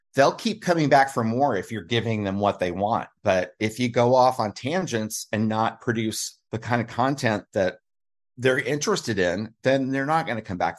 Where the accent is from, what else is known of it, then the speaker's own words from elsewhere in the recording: Kansas City, United States; I grew up in the Kansas City area